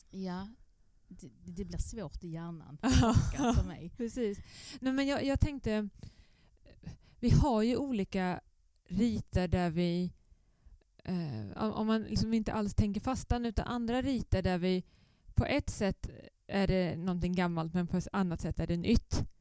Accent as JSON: {"language": "Swedish", "region": "Östergötland", "country": "Sweden", "also_born_or_lived": "Blekinge / Skåne / Nynäshamn", "accent": "southern Östergötland dialect", "lives_now": "Helsingborg, Sweden", "said": "Men som ni hör på min dialekt så är jag inte skåning. Om ni vill placera den så är den i södra Östergötland. Men jag har jobbat i Blekinge, i Skåne, i Nynäshamn."}